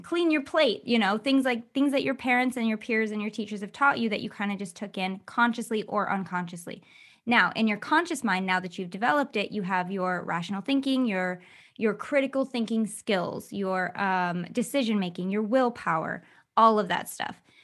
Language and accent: English; Michigan, United States; I grew up in Michigan